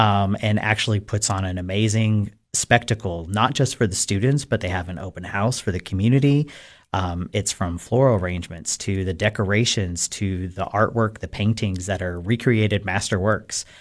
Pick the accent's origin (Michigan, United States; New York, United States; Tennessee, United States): Tennessee, United States; Cookeville; I am born and raised in Cookville, Tennessee